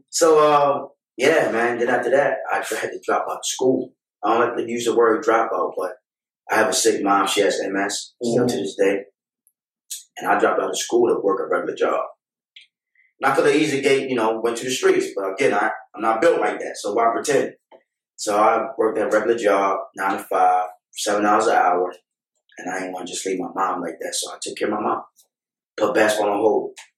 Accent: Baltimore, Maryland, United States; I'm from Baltimore born and raised um, from Calhoun Projects.

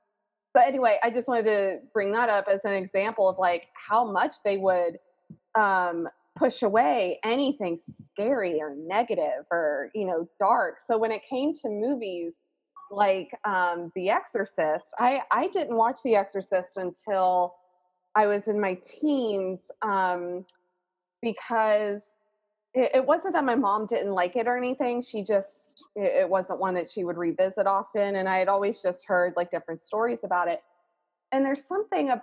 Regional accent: Alabama, United States; I grew up in Alabama, in the Bible Belt of Alabama

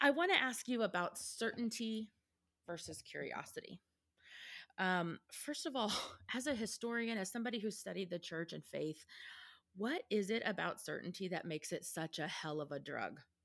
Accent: Texas, United States; as a Texan

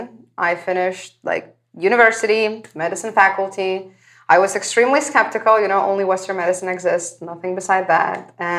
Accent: Lithuania; moved away; I'm from Lithuania

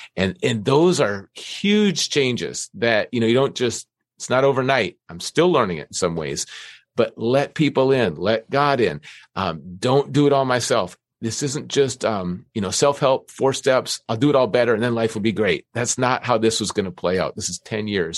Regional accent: Minnesota, United States; I grew up in Minnesota

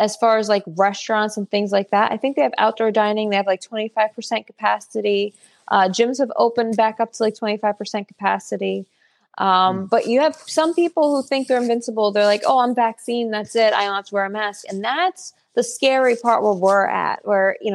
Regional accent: Woodbridge, New Jersey, United States; I've always lived in New Jersey. I'm the 6th generation. My family's live in New Jersey. So I grew up in Woodbridge, which is more city-ish

